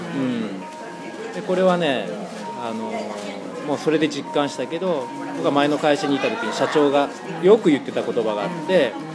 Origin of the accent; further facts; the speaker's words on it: Kitakyushu, Fukuoka, Japan; moved away as an adult; now in Fukuoka, Japan; これが自分の出身地だったらよできなかったよね世間体とかあるから小倉だといろいろねよく知ってる人とかいっぱいいるから